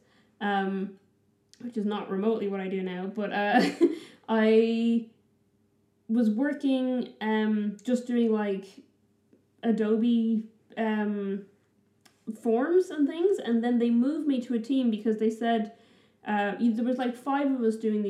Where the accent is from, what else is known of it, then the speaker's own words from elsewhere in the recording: Dublin, Leinster, Ireland; moved away as an adult; also born or lived in Brisbane, Australia / New Zealand; my area that I grew up in Dublin